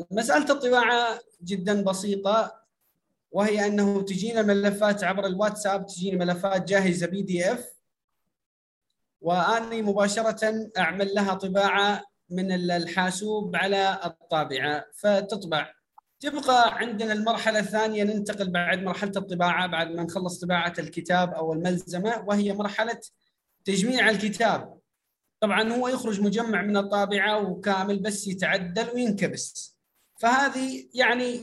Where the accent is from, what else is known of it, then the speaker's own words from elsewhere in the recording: Iraq; عندنا في العراق يسمونها حاسبات